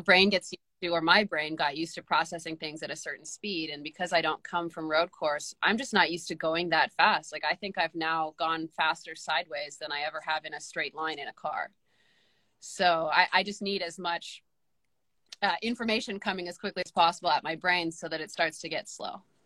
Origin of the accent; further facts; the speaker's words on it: Canada; as a Canadian driver